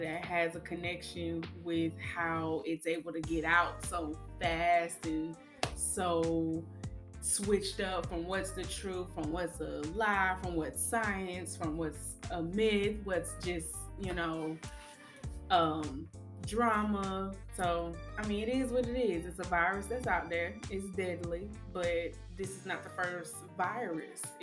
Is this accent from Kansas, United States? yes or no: no; Georgia, United States; now in Pensacola, United States; I live here in Pensacola. I'm from Georgia